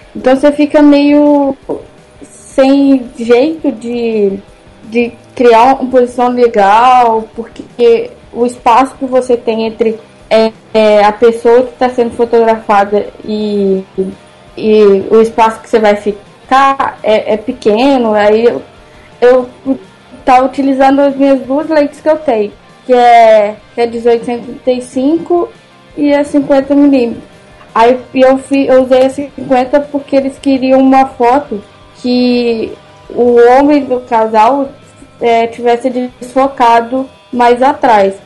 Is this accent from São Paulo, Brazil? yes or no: no; Juiz de Fora, Minas Gerais, Brazil; sou de Juiz de Fora, Minas